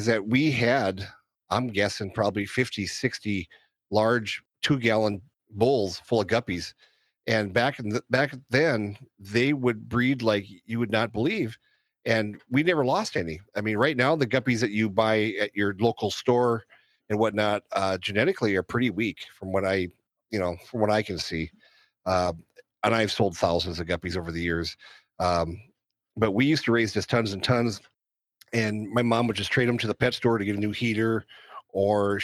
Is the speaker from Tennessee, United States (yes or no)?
no; North Dakota, United States; Growing up in North Dakota, I was probably about 12, 13 years old